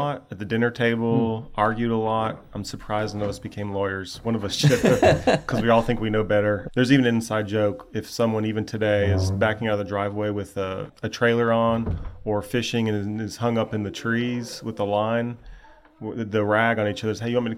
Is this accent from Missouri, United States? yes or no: no; Knoxville, Tennessee, United States; I grew up in Knoxville, Tennessee, born and raised.